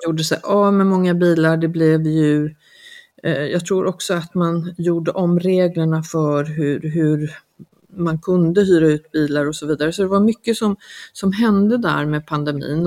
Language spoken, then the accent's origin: Swedish; Sweden; now in Mallorca, Spain; vi är ju många svenskar som, som bor mm, alltså, mer eller mindre frekvent på ön